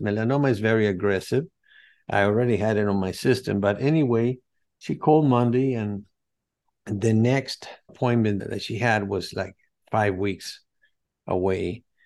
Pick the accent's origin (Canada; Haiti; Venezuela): Venezuela; now in United States; I'm from Venezuela, from Greek parents and Spaniards, Madrid, Spain, but they migrated to Venezuela after World War Two